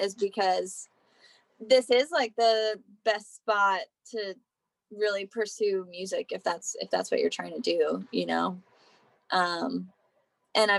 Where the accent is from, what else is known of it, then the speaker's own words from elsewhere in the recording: South Central Pennsylvania, United States; now in Nashville, United States; I'm from like South Central, in Gettysburg